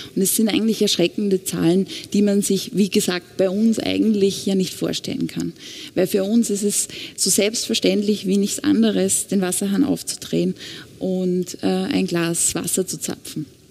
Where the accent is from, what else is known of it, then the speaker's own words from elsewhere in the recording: Austria; Bei uns in Österreich